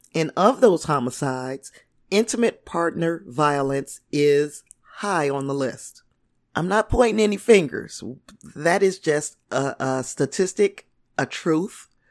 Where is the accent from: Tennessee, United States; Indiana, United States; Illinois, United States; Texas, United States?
Indiana, United States; I'm from Indiana